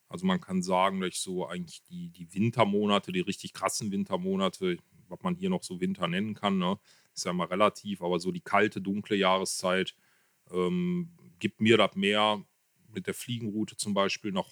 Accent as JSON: {"language": "German", "town": "Kevelaer", "region": "North Rhine-Westphalia", "country": "Germany", "tie": "born or raised there", "said": "ich komme aus Kevlar, gebürtig schon, bin eigentlich immer hier verwurzelt gewesen und lebe hier auch."}